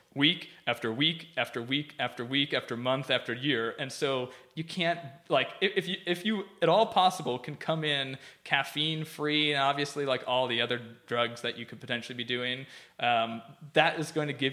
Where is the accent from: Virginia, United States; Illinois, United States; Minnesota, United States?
Minnesota, United States; moved away; my dad, who's a pretty conservative Midwestern dude. I'm from Minnesota